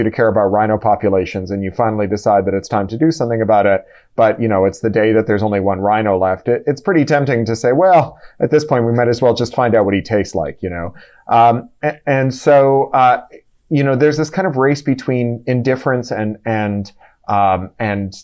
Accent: Canada; as a Canadian

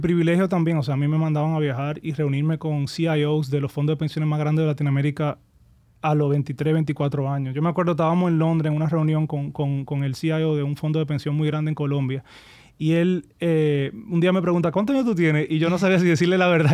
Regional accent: Santo Domingo, Distrito Nacional, Dominican Republic; also born or lived in Miami / United States; nos mudamos aquí a Santo Domingo. Entonces yo, yo sí crecí en Santo Domingo

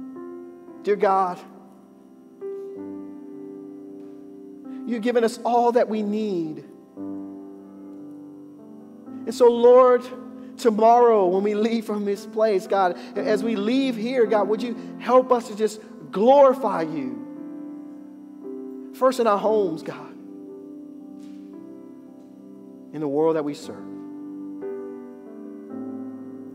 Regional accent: United States; I'm an American Christian

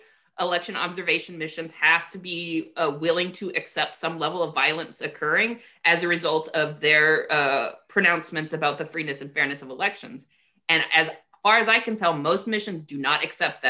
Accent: United States; I love being an American

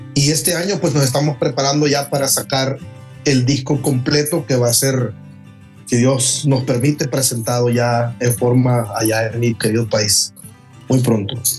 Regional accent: El Salvador; moved away as an adult; now in Texas, United States; más de 20 años en mi país

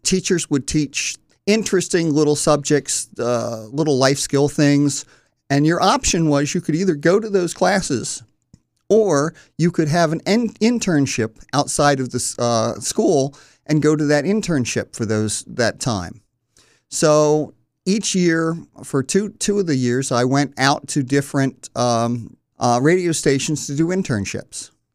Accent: Wilmington, Delaware, United States; I was born in North Wilmington and went to Mount Pleasant High School

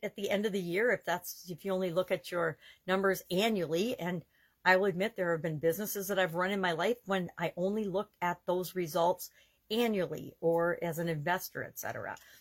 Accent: Wisconsin, United States; I'm from Wisconsin and our state motto is forward

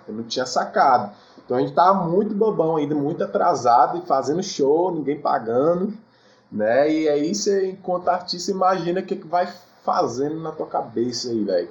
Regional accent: Cidade Ocidental, Goiás, Brazil; moved away as an adult; also born or lived in Taguatinga / Samambaia; Eu nasci em Taguatinga, mas cresci na Samambaia. Aí com sete anos eu vim para Ocidental, cidade ocidental que era é no entorno de Brasília

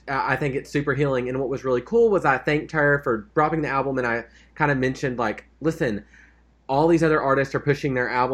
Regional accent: Arkansas, United States; I said, I was from Arkansas

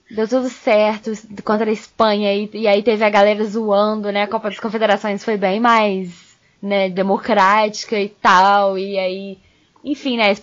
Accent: Brazil; o Brasil ia fazer um gol cagado e ia passar, porque, enfim, né, sou brasileiro não existe nunca, né.

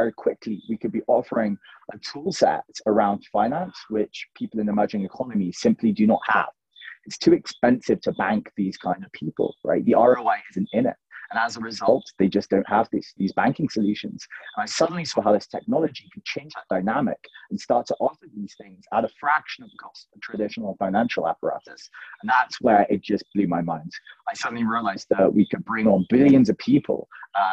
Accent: London, United Kingdom; moved away as an adult; now in Ethiopia; I was born and raised in London in the UK, went to university there

